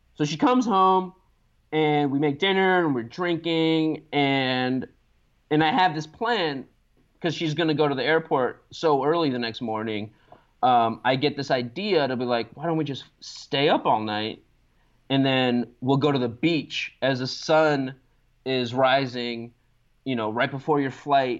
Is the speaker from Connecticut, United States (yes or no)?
no; Los Angeles, California, United States; moved away as an adult; now in Baltimore, United States; I grew up in Los Angeles